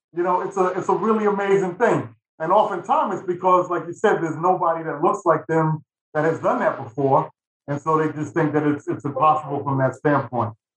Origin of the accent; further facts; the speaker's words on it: New York City, New York, United States; I grew up in Manhattan